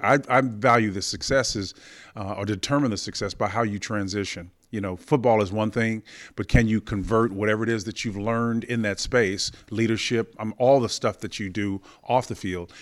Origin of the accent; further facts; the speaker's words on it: Oklahoma, United States; growing up in Oklahoma